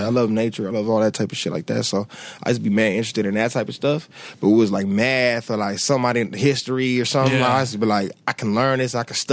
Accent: Los Angeles, California, United States; also born or lived in Inglewood, California / Redondo Beach, California; I lived in Englewood till I was six. Six, I moved over to 65th and Western. I've been living there since

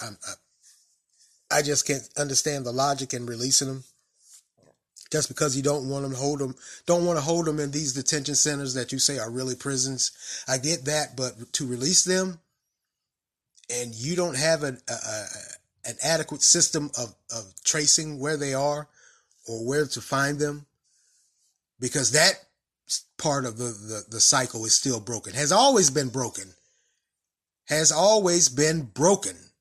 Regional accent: Raleigh, North Carolina, United States; now in Durham, United States; I grew up in Raleigh

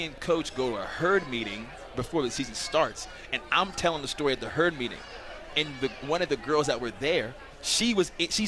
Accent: Columbus, Ohio, United States; moved away as an adult; also born or lived in Texas / North Carolina / Maryland; now in Logan, United States; I grew up in Columbus, Ohio.

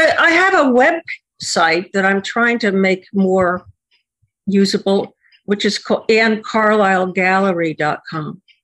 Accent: Connecticut, United States; I am from Connecticut

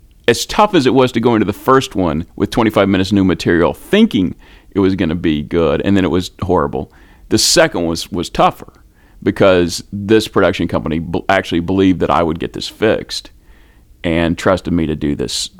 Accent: United States; I am an American speaker

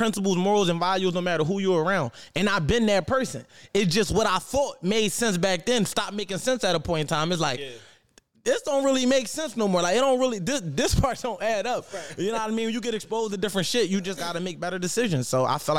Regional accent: Philadelphia, Pennsylvania, United States; born or raised there; moved away as an adult; also born or lived in Atlanta

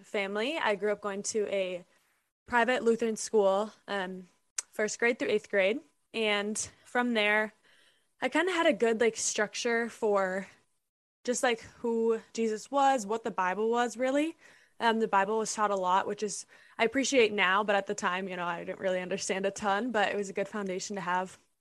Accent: Minnesota, United States; I'm from Minnesota

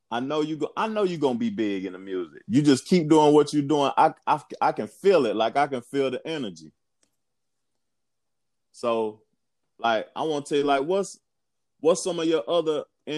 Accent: Knoxville, Tennessee, United States; moved away; I'm from Knoxville too, but I don't live there no more. I done lived in a couple of cities.

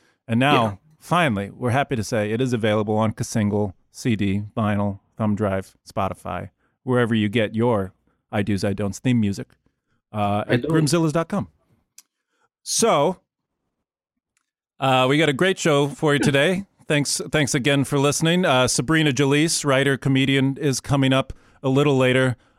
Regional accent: Iowa, United States; I'm from Iowa.

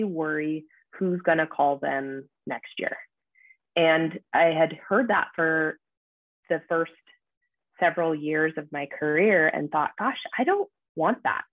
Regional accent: Issaquah, Washington, United States; moved away as an adult; also born or lived in Seattle, Washington; now in Bellingham, United States; who is now my husband, I grew up with in Issaquah

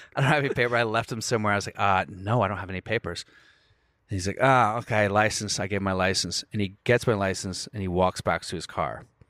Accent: United States; I'm from America.

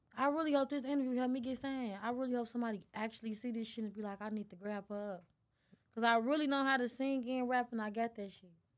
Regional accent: Chicago, Illinois, United States; I'm from Chicago.

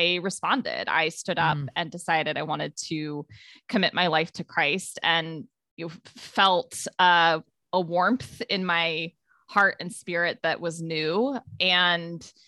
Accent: Ohio, United States; I grew up in Ohio, and I would say all through my childhood, my family went to Methodist churches.

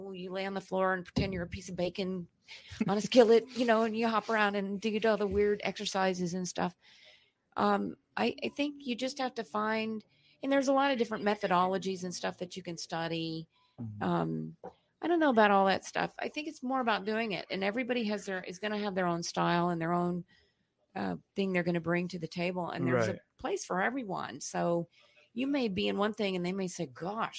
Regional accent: Alabama, United States; accent: Southern; moved away as an adult; also born or lived in Mississippi / Los Angeles; now in San Diego, United States; I was just in a small town in the South. I'm from Alabama. I'm hoping you don't hear my accent. I'm trying to hide it. But it's in there

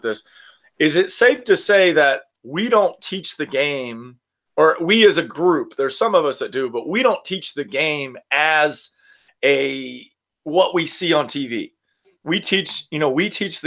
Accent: Destin, Florida, United States; I'm from Destin, Florida, which is like 5 hours from Baton Rouge. And I grew up in the South

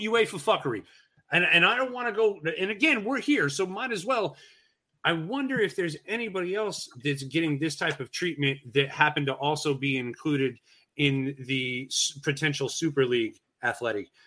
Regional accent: United States; as an American fan

